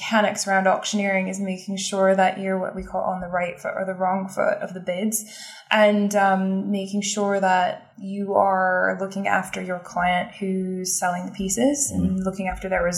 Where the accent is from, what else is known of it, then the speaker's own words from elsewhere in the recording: Kansas, United States; now in London, United Kingdom; I'm from Kansas